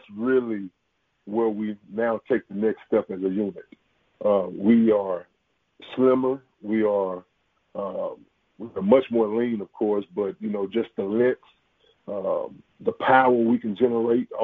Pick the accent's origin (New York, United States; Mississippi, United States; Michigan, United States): Mississippi, United States; Jackson; I'm from Jackson. I was, you know, born and raised here